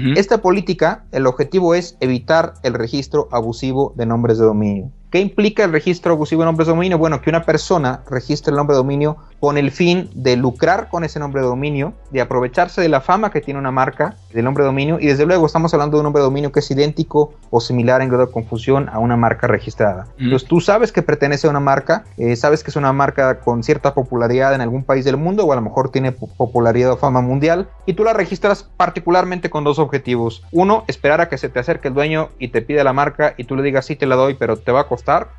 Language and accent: Spanish; Mexico; Yo soy el segundo mexicano